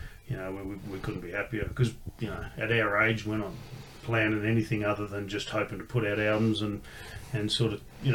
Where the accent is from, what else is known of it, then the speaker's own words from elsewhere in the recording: Canberra, Australian Capital Territory, Australia; I grew up in Canberra going to Sydney every couple of weeks for gigs